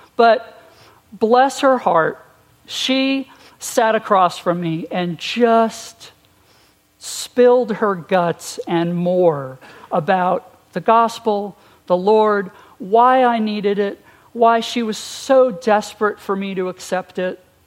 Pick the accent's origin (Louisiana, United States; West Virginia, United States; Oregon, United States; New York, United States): New York, United States; Long Island; moved away; I was born and raised on Long Island, New York